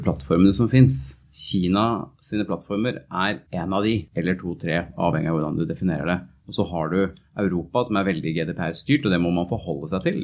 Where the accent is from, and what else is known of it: Norway; moved away as an adult